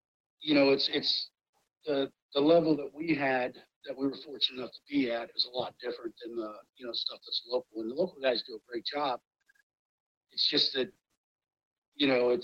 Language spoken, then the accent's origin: English; Columbus, Ohio, United States; growing up in the Linden area in Columbus, you know, in the 70s